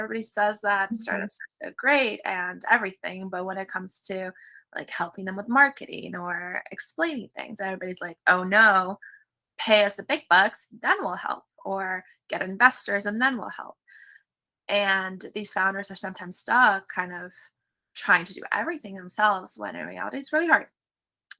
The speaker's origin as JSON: {"language": "English", "region": "California", "country": "United States", "tie": "born or raised there", "also_born_or_lived": "Russia", "moved": "as an adult", "lives_now": "Tampa, United States", "said": "When I was 7, my mom immigrated to the U.S., to California. So I grew up in California and we traveled all over"}